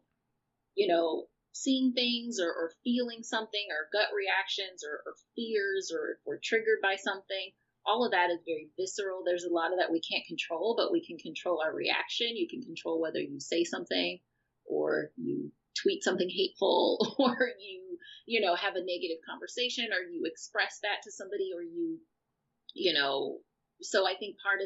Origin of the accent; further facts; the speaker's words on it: outside of Chicago, Illinois, United States; moved away; also born or lived in Los Angeles, United States; growing up outside of Chicago